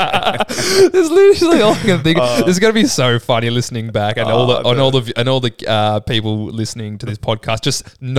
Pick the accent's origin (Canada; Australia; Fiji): Australia; Berwick, Victoria; also born or lived in Drouin; I grew up in Berwick and then moved to not where I live now. I moved to a place called Druin